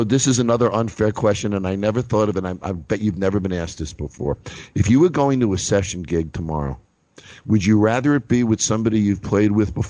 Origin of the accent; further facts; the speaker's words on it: Long Island, New York, United States; because I grew up in Long Island.